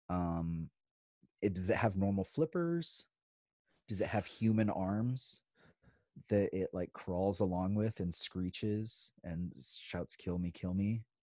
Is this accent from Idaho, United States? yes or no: yes; Idaho, United States; moved away; also born or lived in Virginia; I grew up in Idaho